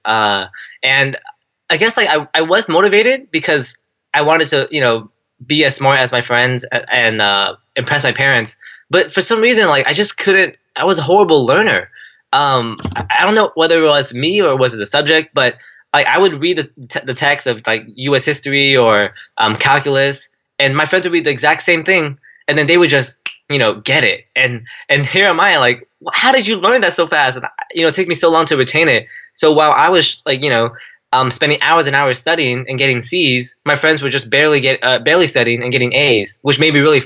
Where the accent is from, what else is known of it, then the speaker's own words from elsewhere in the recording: San Jose, California, United States; I grew up in San Jose, California, born and raised